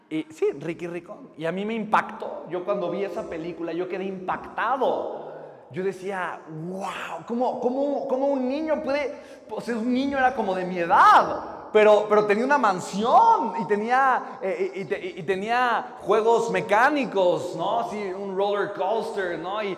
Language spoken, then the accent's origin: Spanish; Oaxaca, Mexico; Yo soy de Oaxaca, de Italina.